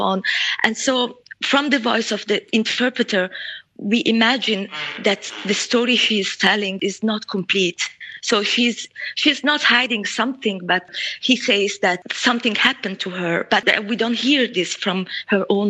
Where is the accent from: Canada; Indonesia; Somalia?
Somalia; Mogadishu, Banaadir; moved away as an adult; I grew up in Mogadishu and I left Mogadishu when I was 18 during the civil war.